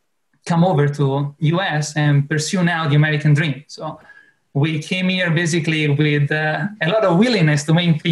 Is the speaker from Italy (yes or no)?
yes; Italy; English is a second language; moved away as an adult; now in Clearwater, United States; I'm from Italy and we've been here for about 5 years now.